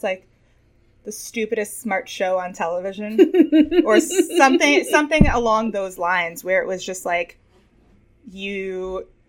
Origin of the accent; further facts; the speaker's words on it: New York City, New York, United States; I'm from New York City